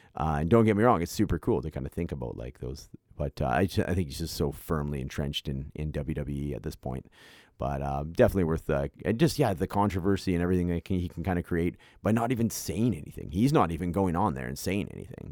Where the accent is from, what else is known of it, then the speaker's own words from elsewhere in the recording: Canada; being a Canadian myself